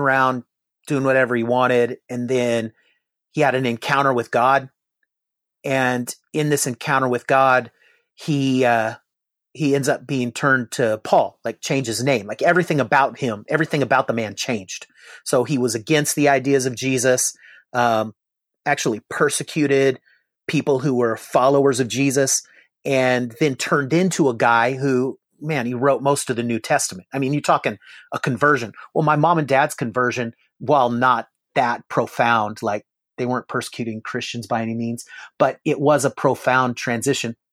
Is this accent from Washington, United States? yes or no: yes; Seattle, Washington, United States; moved away as an adult; also born or lived in Bakersfield, California / San Diego, California; now in Oklahoma, United States; I was raised in Seattle